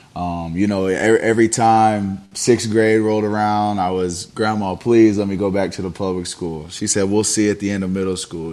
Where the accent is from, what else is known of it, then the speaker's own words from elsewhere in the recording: Richmond, Indiana, United States; I was raised by my great grandparents, so when I'm you know going around town and and things like that in a small town in Richmond, Indiana